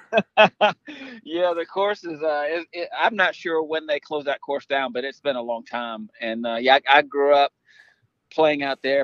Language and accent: English; Savannah, Georgia, United States; I grew up in Savannah